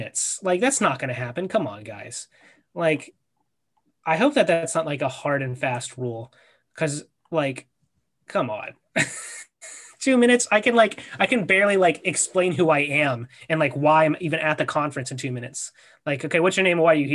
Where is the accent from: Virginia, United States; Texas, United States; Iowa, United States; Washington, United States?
Virginia, United States; we're from Virginia